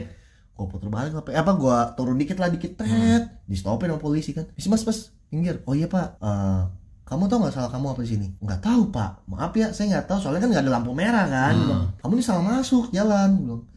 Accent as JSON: {"language": "Indonesian", "town": "Bogor", "region": "West Java", "country": "Indonesia", "said": "saya orang Bogor"}